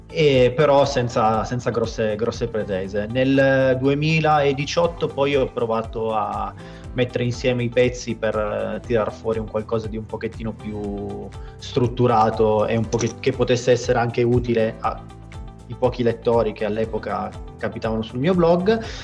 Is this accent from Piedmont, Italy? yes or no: yes; Turin, Piedmont, Italy; sono di Torino, nato e vivo a Torino